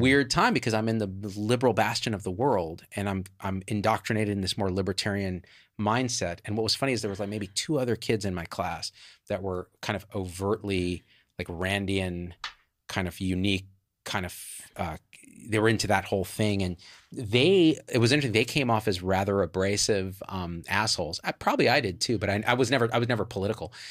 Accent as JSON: {"language": "English", "town": "Clovis", "region": "California", "country": "United States", "also_born_or_lived": "Berkeley, California", "moved": "as an adult", "said": "as far left as you could get for Clovis, California"}